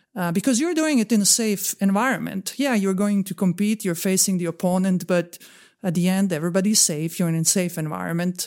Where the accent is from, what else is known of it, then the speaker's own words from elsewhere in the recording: Bosnia & Herzegovina; moved away; also born or lived in Croatia; I am originally from Bosnia and Herzegovina. I'm Croatian from Bosnia and Herzegovina